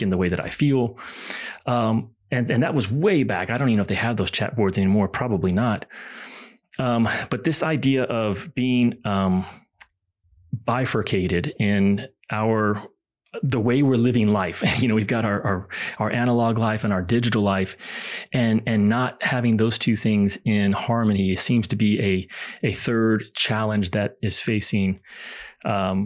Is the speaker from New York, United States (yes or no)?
no; Kentucky, United States; I grew up in Kentucky